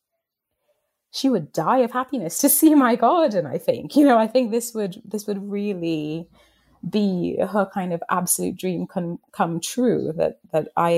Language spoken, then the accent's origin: English; Trinidad & Tobago; moved away as an adult; in Trinidad, where I grew up